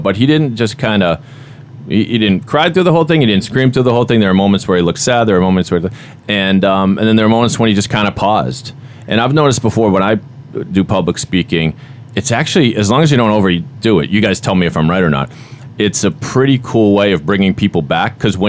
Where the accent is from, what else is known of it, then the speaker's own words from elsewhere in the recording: Boston, Massachusetts, United States; accent: Boston; Now I'm losing my own Boston accent.